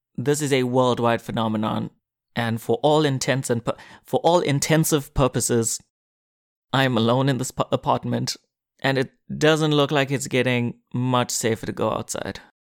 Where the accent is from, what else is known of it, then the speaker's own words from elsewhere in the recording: South Africa; moved away as an adult; now in Korea; South Africa, my home country